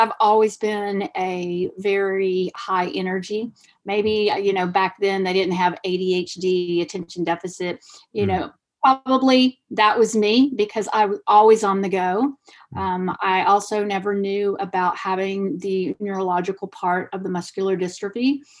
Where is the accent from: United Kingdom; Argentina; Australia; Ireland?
Argentina; And being a dual citizen, I'm from Argentina also, I knew about plants and herbs and natural because of my grandmother